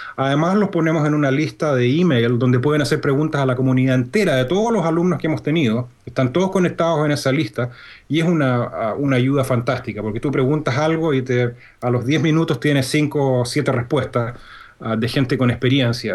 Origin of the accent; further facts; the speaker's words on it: Santiago, Santiago Metropolitan Region, Chile; moved away as an adult; also born or lived in North Carolina / Indiana; now in Birmingham, Alabama, United States; yo soy chileno. Yo nací y crecí en Chile, en Santiago